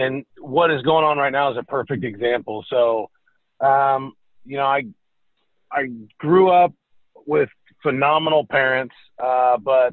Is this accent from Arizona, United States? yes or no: no; California, United States; moved away as an adult; also born or lived in Iowa City, Iowa / Seattle, Washington; now in Nashville, United States; grew up, born and raised in California